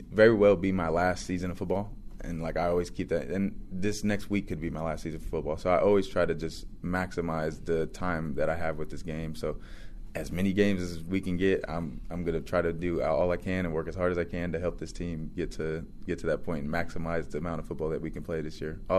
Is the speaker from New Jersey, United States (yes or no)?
no; California, United States; I'm from the Central Valley, we don't get too many, too much like hype or recruitment from athletes.